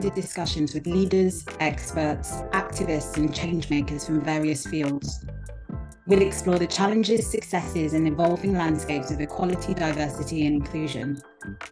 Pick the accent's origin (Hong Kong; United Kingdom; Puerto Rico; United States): United Kingdom; born or raised there; also born or lived in Nigeria